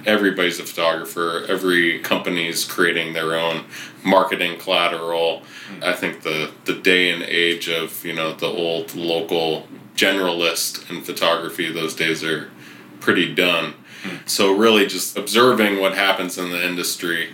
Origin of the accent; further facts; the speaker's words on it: Riverside, California, United States; also born or lived in San Francisco; now I'm back in my hometown of Riverside